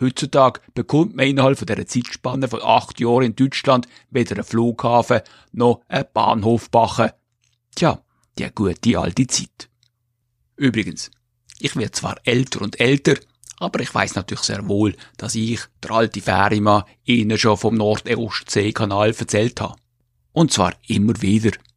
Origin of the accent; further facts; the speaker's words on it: Switzerland; von meiner Heimatgemeinde